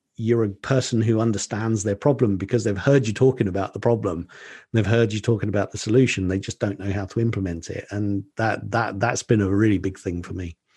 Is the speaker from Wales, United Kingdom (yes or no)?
no; Colchester, East of England, United Kingdom; a restaurant in my hometown in Colchester in Essex in the U K